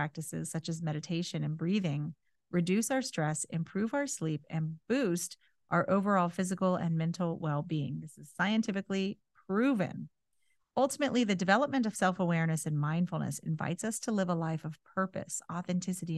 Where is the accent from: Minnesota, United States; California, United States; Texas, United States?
California, United States; moved away; I grew up in California. I learned to drive in California